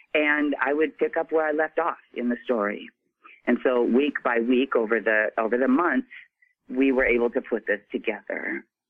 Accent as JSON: {"language": "English", "region": "Midwest", "country": "United States", "tie": "born or raised there", "said": "I was born and raised in the Midwest"}